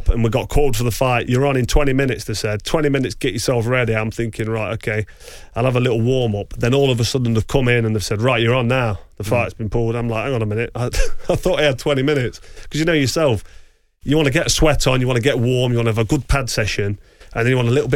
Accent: England, United Kingdom; we're English and American

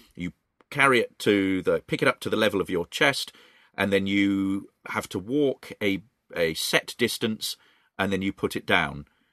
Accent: Reading, South East England, United Kingdom; Reading is my hometown

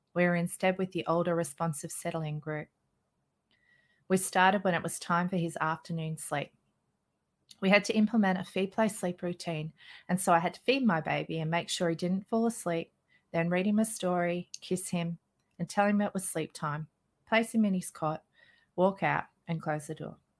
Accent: Australia; I'm an Australian mother of three children. I live in a small outback town

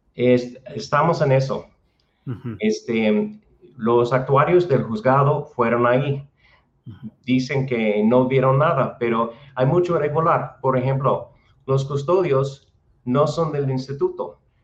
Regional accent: United States; Spanish is a second language; moved away as an adult; also born or lived in Guadalajara, Mexico; now in Chapala, Mexico; soy de Estados Unidos

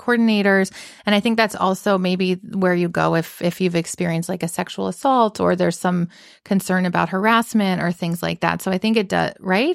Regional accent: the South, United States; moved away; growing up in the South

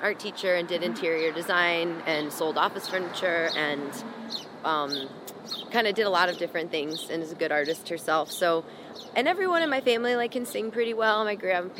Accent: Rock Island, Illinois, United States; I was born in Rock Island, Illinois.

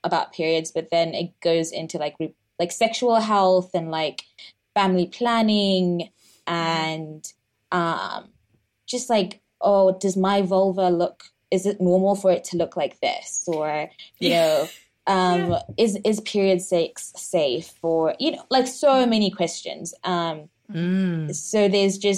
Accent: Zimbabwe; moved away as an adult; also born or lived in United Kingdom; I'm from Zimbabwe, so it's close to home

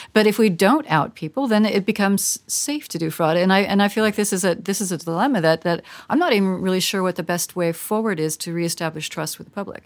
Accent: United States; speaking as an American

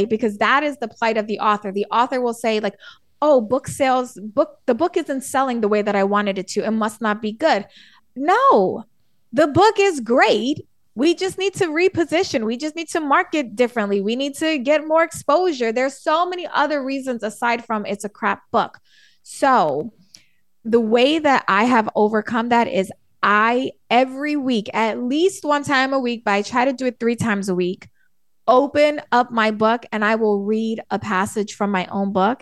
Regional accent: New York City, New York, United States; I'm from the Bronx in New York City

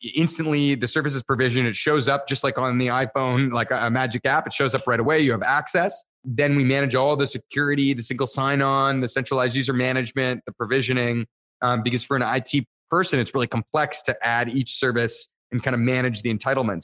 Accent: Niagara Falls, Ontario, Canada; I grew up in Niagara Falls, Canada

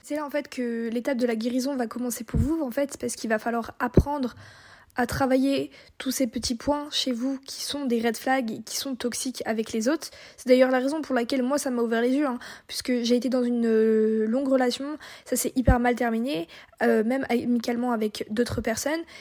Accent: Brittany, France; on est bretonne

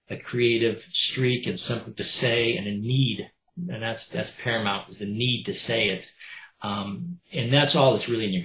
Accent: East Coast, United States; I was raised on … up in the East Coast.

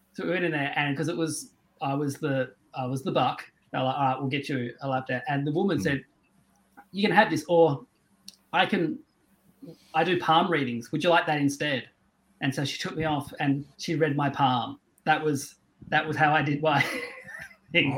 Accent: Tasmania, Australia; I grew up in Tasmania

